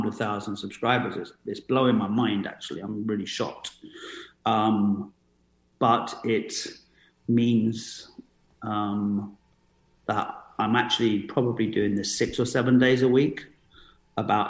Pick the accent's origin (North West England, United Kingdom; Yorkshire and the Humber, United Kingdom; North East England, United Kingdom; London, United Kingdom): London, United Kingdom; growing up in London